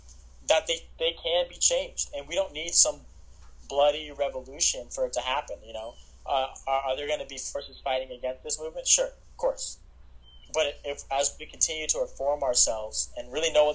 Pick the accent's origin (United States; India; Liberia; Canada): United States; South Carolina; I'm from South Carolina, and it's in some parts of our state, like the state I live